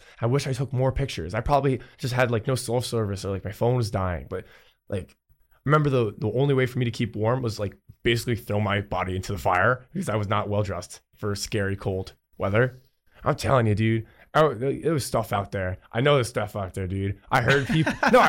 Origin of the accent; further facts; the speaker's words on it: New Jersey, United States; I'm from New Jersey, man.